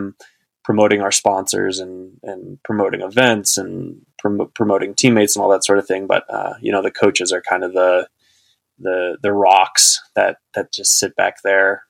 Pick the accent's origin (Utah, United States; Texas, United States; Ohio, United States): Texas, United States; Austin; I grew up in Central Texas